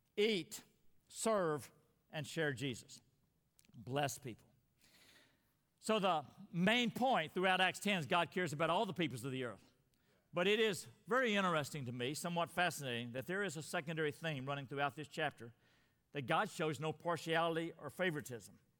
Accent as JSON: {"language": "English", "country": "United States", "tie": "born or raised there", "said": "I was born in the United States"}